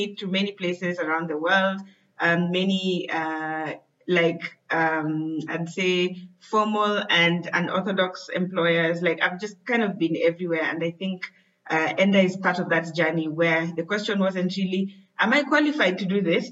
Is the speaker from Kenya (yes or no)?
yes; Kenya; I am from Kenya